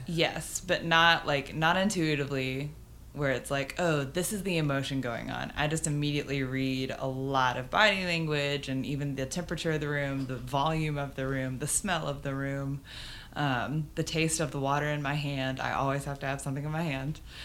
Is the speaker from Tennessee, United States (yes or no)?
no; Garland, Texas, United States; moved away as an adult; also born or lived in Birmingham, Alabama / Lubbock, Texas / Florence, Alabama; now in Nashville, United States; Garland, Texas.